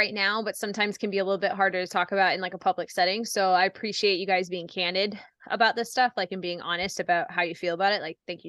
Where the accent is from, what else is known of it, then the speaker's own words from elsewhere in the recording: Baldwin, Wisconsin, United States; I grew up in Baldwin. So I went from Baldwin High School right over to Skydive Twin Cities.